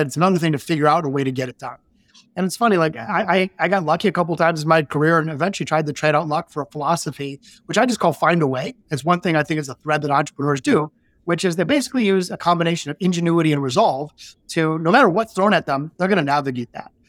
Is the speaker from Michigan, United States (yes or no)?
yes; Detroit, Michigan, United States; we're both from Detroit, born in the city